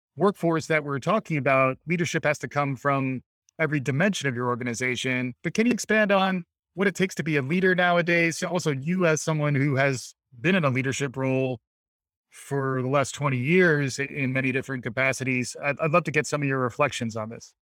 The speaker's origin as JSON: {"language": "English", "country": "United States", "said": "me as an American"}